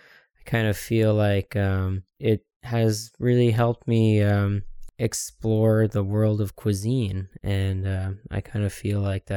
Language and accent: English; Ottawa, Ontario, Canada; I was born and raised here in Ottawa, Ontario